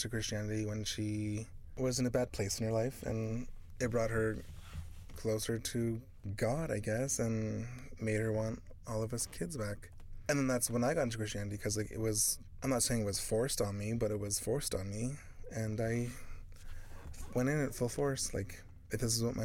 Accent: Day Star reserve, Regina, Saskatchewan, Canada; moved away as an adult; now in Winnipeg, Canada; I didn't know my reserve was Muscogee when I grew up in Daystar.

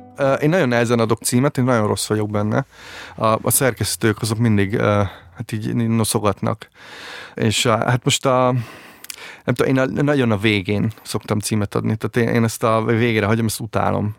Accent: Szolnok, Jász-Nagykun-Szolnok, Hungary; ezerkilencszáznyolcvankettőben születtem Szolnokon

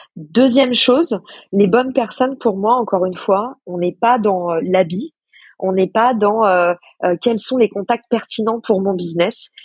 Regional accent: France; also born or lived in United States; quand on est français

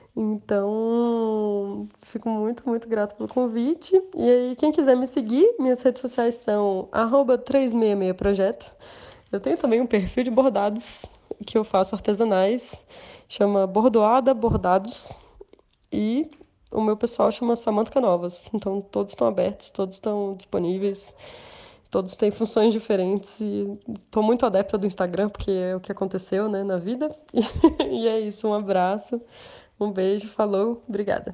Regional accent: Brasília, Federal District, Brazil; moved away as an adult; also born or lived in São Paulo; eu sou de Brasília, na verdade, eu estava morando em São Paulo, mas agora a pandemia me fez voltar.

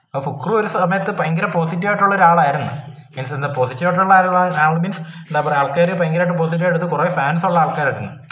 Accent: Idukki, Kerala, India; ഞാനൊരു ഇടുക്കിക്കാരനായതുകൊണ്ട് എനിക്ക് മലയോര മലയോര കർഷകരെ കുറിച്ച് അറിയാം

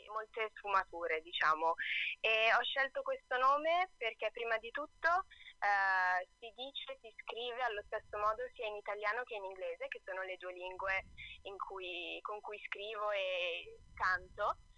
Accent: Brescia, Lombardy, Italy; Allora, c'è da dire che io sono bresciana, ma mia madre è bolognese, quindi in realtà sono anche mezza bolognese.

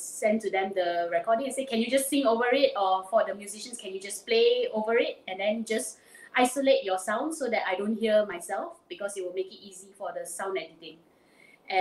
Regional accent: Penang, Malaysia; I'm from Penang, born and bred

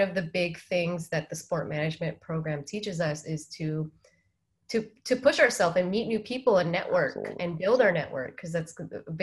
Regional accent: San Diego, California, United States; moved away as an adult; also born or lived in San Francisco; now in Tokyo, Japan; I currently live in Tokyo, but my hometown is San Diego, California. A huge California girl.

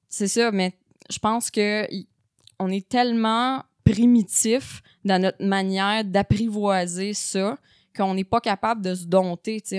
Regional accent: Saint-Armand, Quebec, Canada; dans mon coin de pays, à Saint-Armand, un petit village

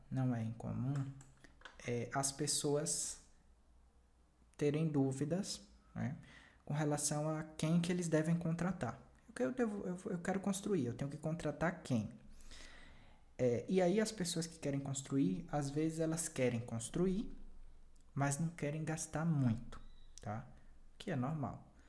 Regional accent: Bahia, Brazil; no Nordeste, né, que é a região é, que eu pertenço, né, eu sou baiano

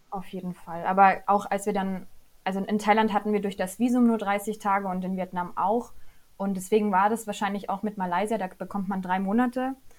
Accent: Upper Lusatia, Saxony, Germany; Ich komme aus der schönen Oberlausitz, ganz im Osten von Deutschland

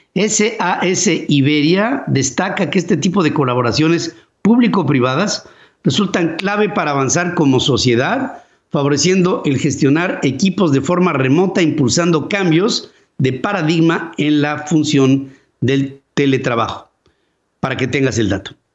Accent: Mexico

